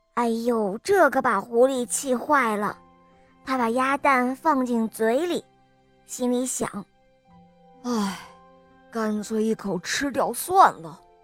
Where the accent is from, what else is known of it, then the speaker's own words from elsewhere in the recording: Henan, China; 今年五岁了，我来自河南